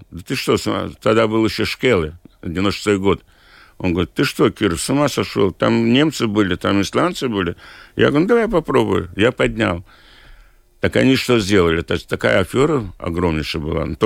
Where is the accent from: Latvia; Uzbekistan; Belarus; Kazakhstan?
Latvia; Liepāja; Поскольку я из Лепой, мне жалко людей